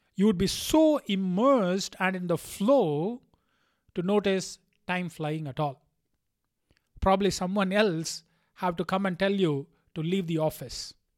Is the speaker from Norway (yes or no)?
no; India; being an Indian